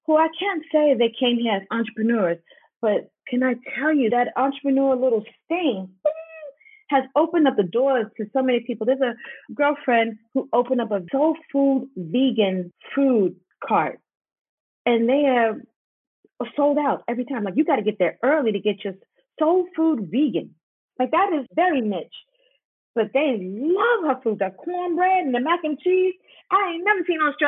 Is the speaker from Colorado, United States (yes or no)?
no; New York City, New York, United States; moved away; I'm from Harlem. I know English.